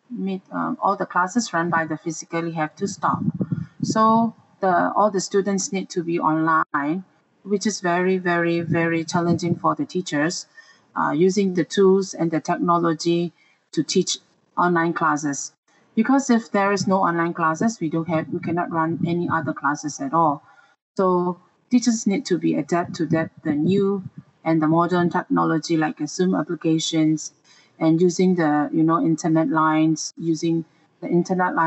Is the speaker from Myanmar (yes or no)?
yes; Myanmar; now in Malaysia; I came from Myanmar